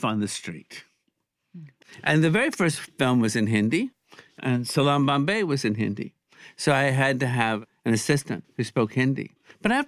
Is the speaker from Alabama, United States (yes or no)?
yes; Alabama, United States; I grew up in Alabama